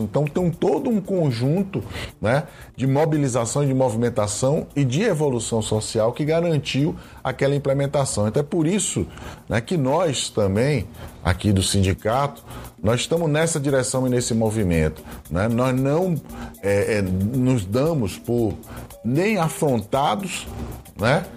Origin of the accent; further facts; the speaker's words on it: Brazil; como brasileiras e brasileiros